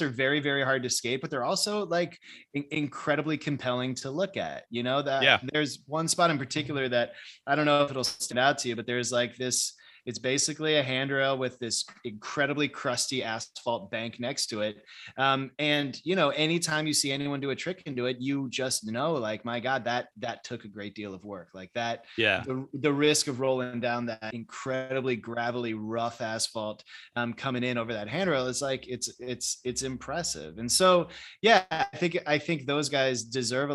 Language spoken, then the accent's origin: English; St. Louis, Missouri, United States; moved away as an adult; also born or lived in Ithaca, New York; now in Chicago, United States; St. Louis was really pretty much, I still think of as my hometown for sure